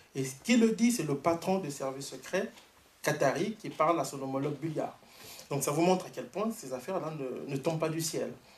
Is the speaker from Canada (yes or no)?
yes; Canada; je suis canadien